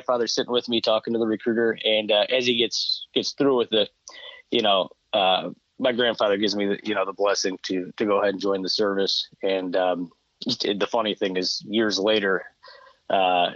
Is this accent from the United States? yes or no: yes; Chicago, Illinois, United States; moved away as an adult; I grew up in Chicago